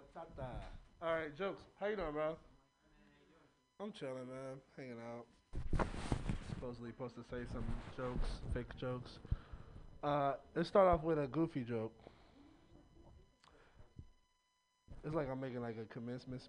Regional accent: Oakland, California, United States; I'm from Oakland

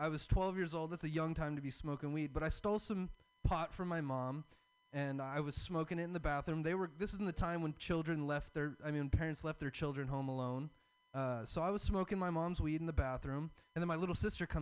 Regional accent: the South, United States; So I'm from the South. I have a Southern dad and I have a hippie mom

